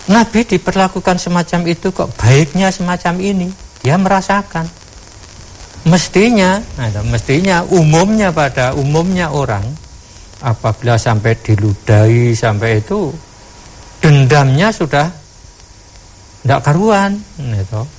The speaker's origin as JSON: {"language": "Indonesian", "region": "Java", "country": "Indonesia", "said": "Ini satu penghinaan kalau kita sebagai orang Jawa apalagi namanya diludah itu sudah merupakan satu penghinaan besar."}